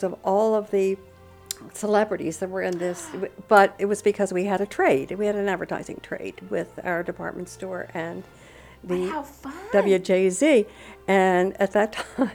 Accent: Annapolis, Maryland, United States; moved away as an adult; also born or lived in Baltimore, Maryland / Italy; now in Punta Gorda, United States; I'm from Annapolis, Maryland. However, I grew up there and then moved to Baltimore for a few years and then off to Italy for a few years.

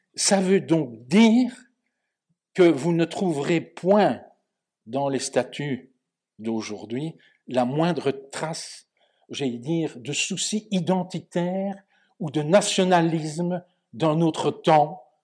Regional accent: Belgium; en Belgique on est proche de la France intellectuellement, ne fût-ce que par la langue

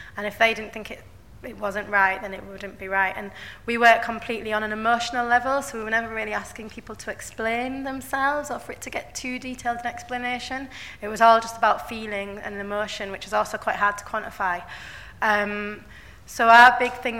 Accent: Bradford, Yorkshire and the Humber, United Kingdom; I'm from Bradford, I grew up in Bradford, and I live there now

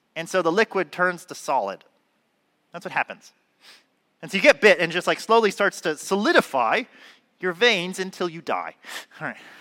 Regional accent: Southern California, United States; I'm from California, Southern California

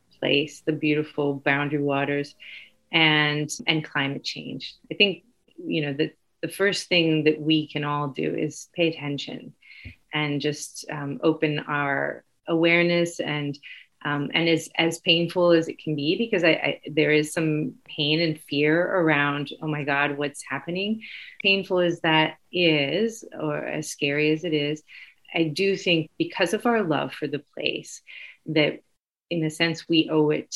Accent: Arlington, Virginia, United States; also born or lived in Colombia / Alexandria, Virginia; I grew up nearby here in Arlington, just up the river, up the Potomac River, and have lived here most of my life

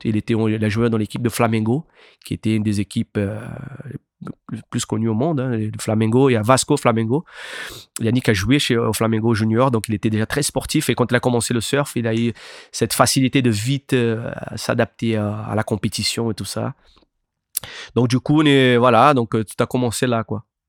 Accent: Anglet, Nouvelle-Aquitaine, France; also born or lived in Itacoatiara, Niterói, Brazil / Biarritz; j'ai grandi, j'ai grandi à Anglette

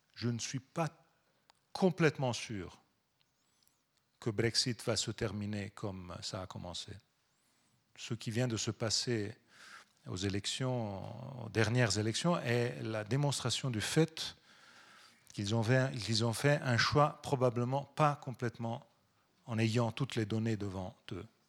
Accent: Pisa, Tuscany, Italy; French is a second language; je viens de Toscane. On a été, je viens de Pise

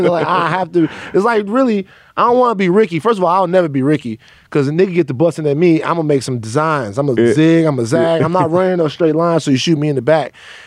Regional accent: the South, United States; Megan, I'm from the South.

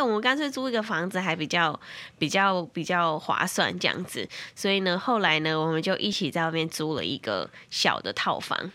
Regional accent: Tainan, Taiwan; 我是台南人

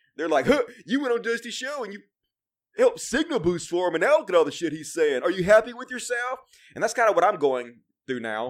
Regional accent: Mississippi, United States; I'm from Mississippi. It's, uh, all hillbilly country out here

